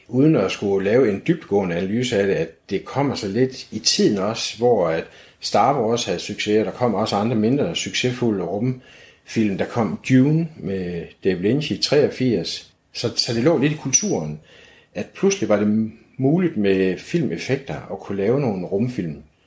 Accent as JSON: {"language": "Danish", "town": "Aarhus", "region": "Central Denmark Region", "country": "Denmark", "tie": "born or raised there", "said": "Jeg er 56 år gammel og født og opvokset her i Aarhus"}